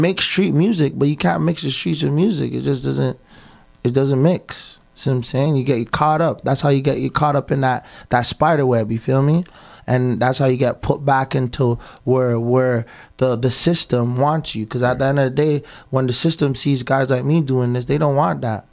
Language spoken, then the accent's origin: English; Toronto, Ontario, Canada; also born or lived in Scarborough, Toronto; I'm from the West End, but my mom water broke in Galloway